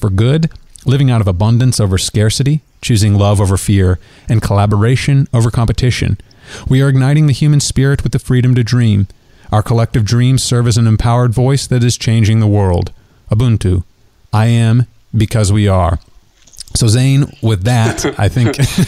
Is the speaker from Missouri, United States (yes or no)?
yes; Kansas City, Missouri, United States; my hometown of Kansas City, Missouri